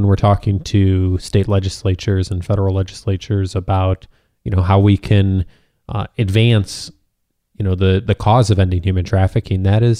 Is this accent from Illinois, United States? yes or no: yes; Illinois, United States; now in California, United States; I remember I moved to California back in 1999, and I came from Illinois